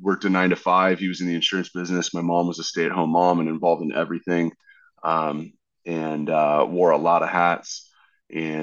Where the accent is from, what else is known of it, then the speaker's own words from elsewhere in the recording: Dana Point, California, United States; also born or lived in Westlake Village, California / Fresno, California / Colorado; I was born in Westlake Village. I lived in Fresno for a little bit. I lived in Colorado for a little bit, but really I grew up starting in third grade in South Orange County, California, in Dana Point.